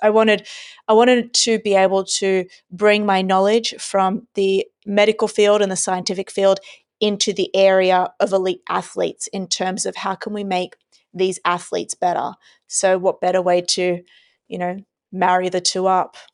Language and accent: English; Australia; I was born and raised in Australia